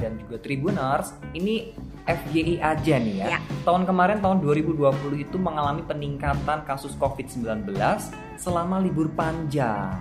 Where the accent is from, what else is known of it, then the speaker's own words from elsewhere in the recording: Surakarta, Central Java, Indonesia; aku dari Solo